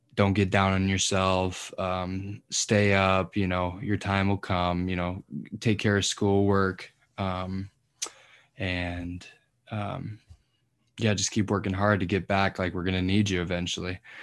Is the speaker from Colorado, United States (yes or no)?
yes; Colorado, United States; moved away as an adult; now in Nebraska, United States; I'm from Colorado originally.